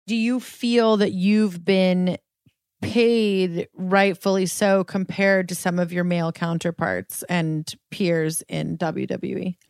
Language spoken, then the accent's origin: English; Colorado, United States; Ollie and I grew up in Colorado, like, on land.